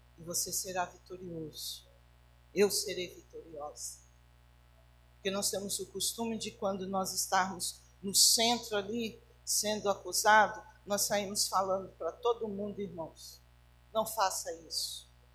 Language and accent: Portuguese; Barbacena, Minas Gerais, Brazil; quando eu era criança pequena lá em Barbacena, é, a minha a minha meninice ela foi muito dura